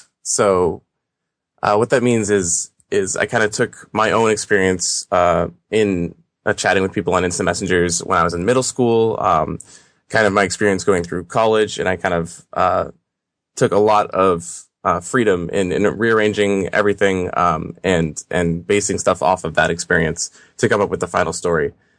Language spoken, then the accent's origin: English; Boston, Massachusetts, United States; I'm from Boston.